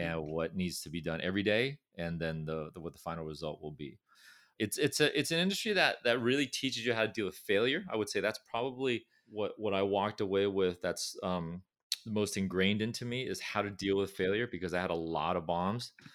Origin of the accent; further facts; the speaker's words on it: Orange County, California, United States; accent: California; moved away; also born or lived in Irvine / Berkeley; I was fortunate to grow up in, in a, in a county called Orange County, which is, uh, south of Los Angeles